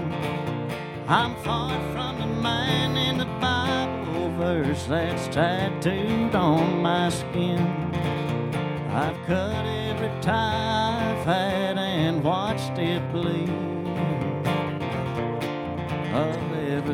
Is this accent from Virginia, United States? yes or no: yes; Virginia, United States; I come from the great state of Virginia.